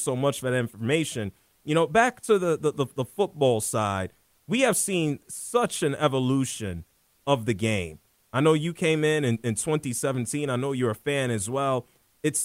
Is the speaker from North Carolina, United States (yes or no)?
no; New York City, New York, United States; growing up in the Bronx and Harlem